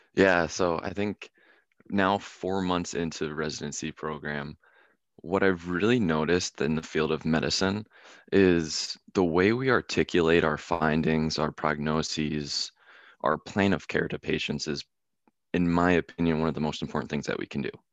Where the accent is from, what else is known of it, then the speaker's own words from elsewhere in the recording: Philadelphia, Pennsylvania, United States; moved away as an adult; my childhood of growing up around Philadelphia